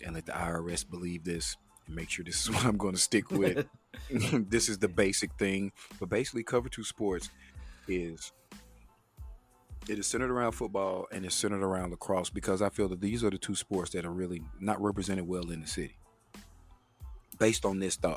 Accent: Chattanooga, Tennessee, United States; one of my buddies I grew up with around the Chattanooga area

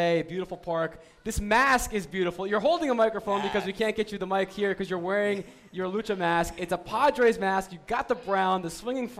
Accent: New Jersey, United States; when I was a kid, I grew up in New Jersey

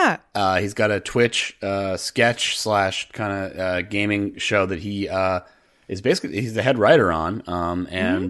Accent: Fairfield, Connecticut, United States; I grew up in Fairfield.

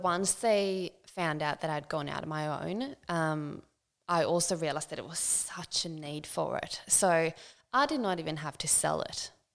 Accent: Sweden; moved away as an adult; now in Central Coast, Australia; I grew up in a small town um, in Sweden. Um, lived there um, up until I was 18

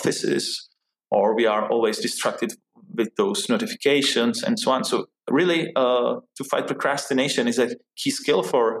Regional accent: Czechia; moved away as an adult; also born or lived in New York City, United States; I grew up here in Czech Republic

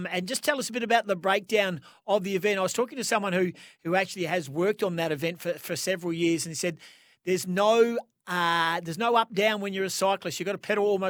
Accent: Western Australia, Australia; I'm West Australian

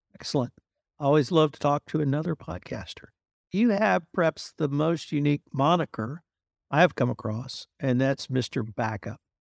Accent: United States; me as an American

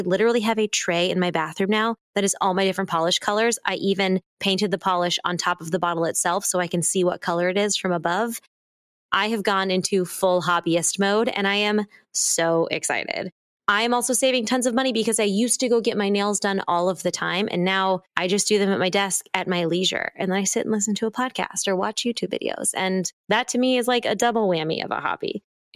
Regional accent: Missouri, United States; moved away; As a kid growing up in Missouri

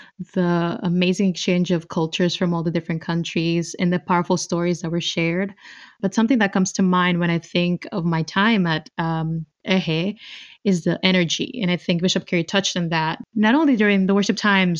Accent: Dominican Republic; moved away; I'm originally from the 9th province. I come from the Dominican Republic.

